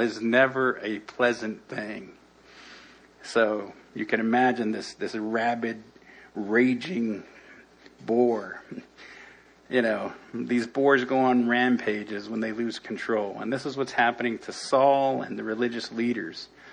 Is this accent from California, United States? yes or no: yes; Los Angeles, California, United States; I grew up in El Sereno, not too far from here